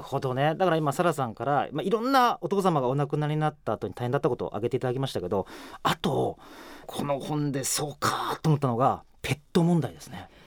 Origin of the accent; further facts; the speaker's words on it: Saga, Japan; moved away as an adult; 私佐賀県出身なんですよ。